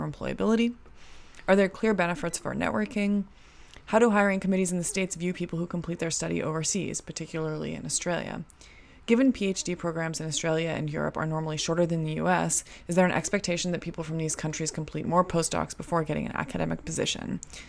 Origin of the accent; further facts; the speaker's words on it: Canada; like, growing up in Canada, like, the idea of saying y'all was, like, we would make fun of that, you know?